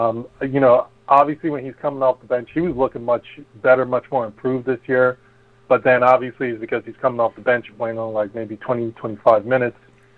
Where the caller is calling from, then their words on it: New Jersey, United States; I'm calling from New Jersey.